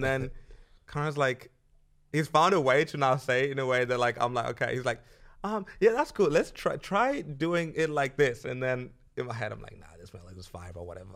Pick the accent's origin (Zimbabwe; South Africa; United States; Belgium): Zimbabwe; now in Australia; I'm from Zimbabwe